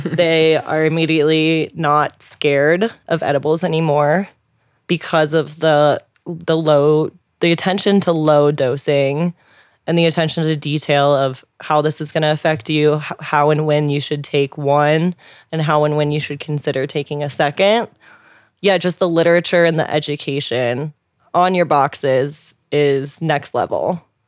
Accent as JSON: {"language": "English", "town": "St. Louis", "region": "Missouri", "country": "United States", "said": "I'm from Saint Louis, Missouri"}